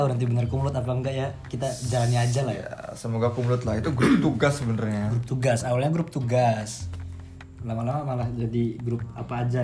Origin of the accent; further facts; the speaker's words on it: Indramayu, West Java, Indonesia; asalku dari Indramayu Jawa Barat ya.